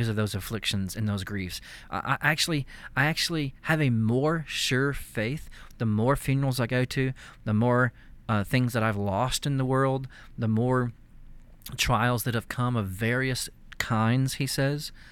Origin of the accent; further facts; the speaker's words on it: East Texas, United States; I grew up in East Texas